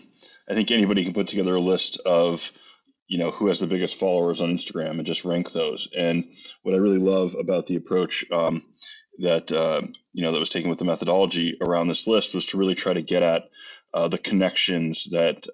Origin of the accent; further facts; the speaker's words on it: United States; as American